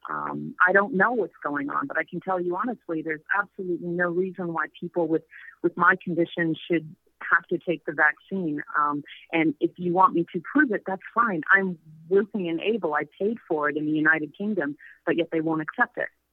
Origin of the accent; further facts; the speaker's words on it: Canada; moved away as an adult; now in Mexico; I was from Canada